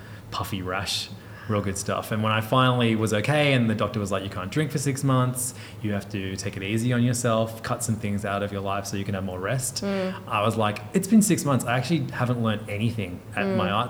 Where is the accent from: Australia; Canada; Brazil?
Australia; Hornsby, New South Wales; I grew up in Hornsby